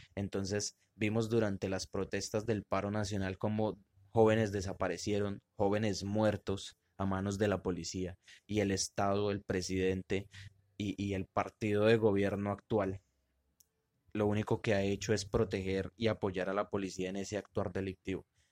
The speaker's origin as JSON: {"language": "Spanish", "country": "Colombia", "said": "somos colombianos"}